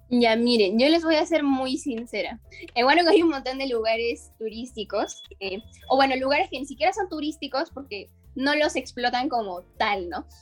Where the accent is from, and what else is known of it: Huánuco, Peru